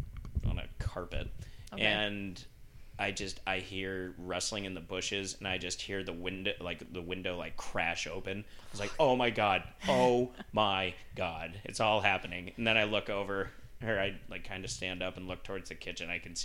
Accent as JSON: {"language": "English", "region": "Utah", "country": "United States", "tie": "born or raised there", "said": "And I grew up with him in Utah"}